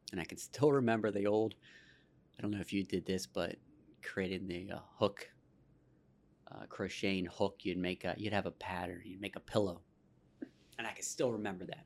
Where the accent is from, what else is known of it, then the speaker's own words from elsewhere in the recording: Pittsburgh, Pennsylvania, United States; I was born in the South Hills in, uh, Baldwin Whitehall